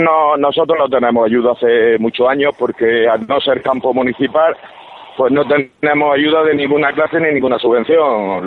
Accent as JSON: {"language": "Spanish", "town": "Almería", "region": "Andalusia", "country": "Spain", "said": "Yo soy almeriense"}